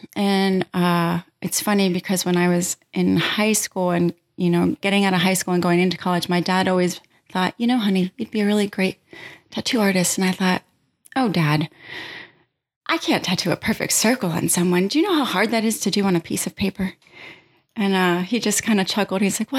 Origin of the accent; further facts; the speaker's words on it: Pennsylvania, United States; I grew up in Pennsylvania in a rural town, small town atmosphere. So, you know, here comes Baltimore.